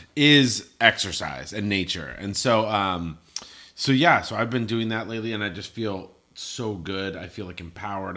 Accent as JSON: {"language": "English", "region": "Colorado", "country": "United States", "tie": "born or raised there", "moved": "yes", "said": "I grew up in Colorado"}